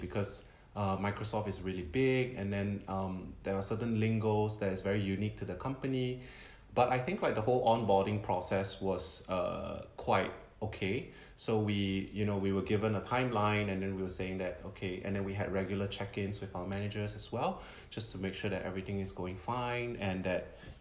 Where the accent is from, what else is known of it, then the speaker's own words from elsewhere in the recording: Singapore; moved away as an adult; now in Tokyo, Japan; I'm born and raised in Singapore.